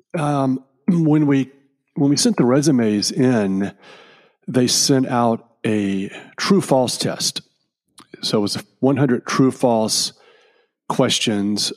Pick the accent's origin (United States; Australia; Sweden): United States; Richmond, Virginia; my hometown of Richmond, Virginia